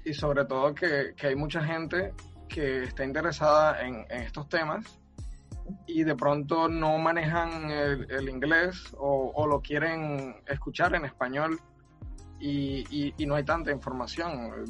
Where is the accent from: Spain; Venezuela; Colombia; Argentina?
Colombia; Cartagena, Bolívar; now in Barranquilla, Colombia; yo soy de Cartagena, de Cartagena de Indias, pero vivo, vivo en Barranquilla desde hace un tiempo.